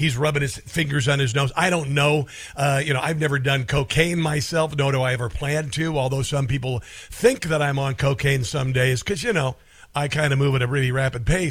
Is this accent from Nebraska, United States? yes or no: yes; Omaha, Nebraska, United States; I'm from Omaha